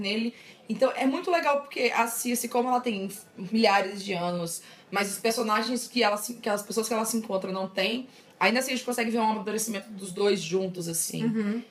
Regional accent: São Luís, Maranhão, Brazil; moved away as an adult; eu vivi minha vida inteira em São Luís, né? Tipo, até 18 anos

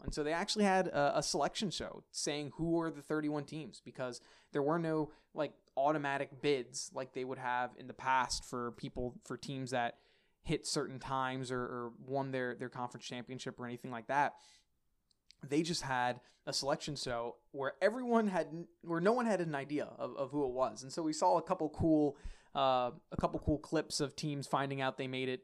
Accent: Philadelphia, Pennsylvania, United States; coming out of Pennsylvania, Philadelphia, my hometown

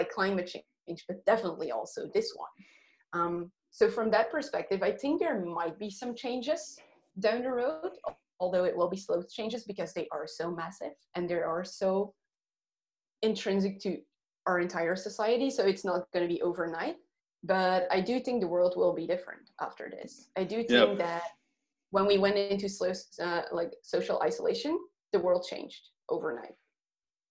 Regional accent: Belgium; moved away; Belgium, my home country

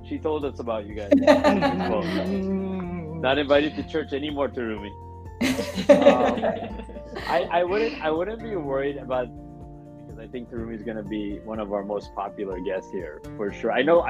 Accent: New Jersey, United States; moved away as an adult; now in Japan; I grew up in New Jersey

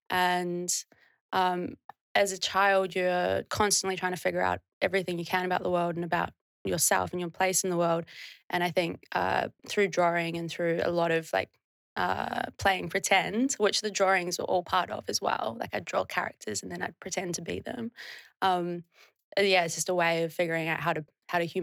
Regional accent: New Zealand; Um, I'm from a really small town. And yeah, it's like, I think 30 30 people live there permanently.

